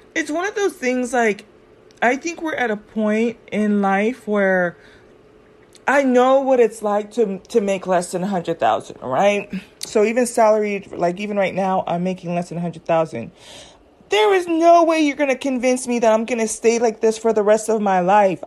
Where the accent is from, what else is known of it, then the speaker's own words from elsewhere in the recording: California, United States; I grew up in California